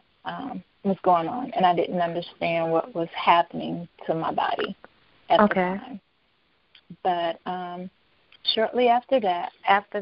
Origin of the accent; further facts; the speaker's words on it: Atlanta, Georgia, United States; I'm from Atlanta